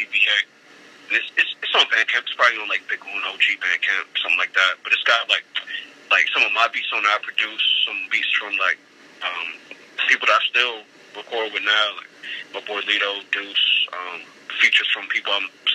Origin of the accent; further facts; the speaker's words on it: Richmond, Virginia, United States; also born or lived in Buffalo, New York; I grew up in Richmond. I grew up in Richmond since I was like 5, 6 years old. But like most of my family's from Buffalo